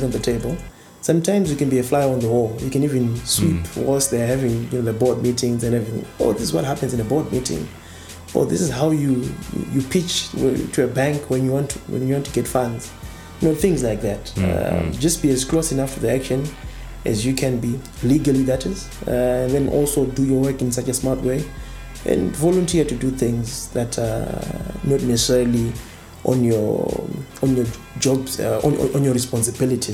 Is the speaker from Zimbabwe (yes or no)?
yes; Zimbabwe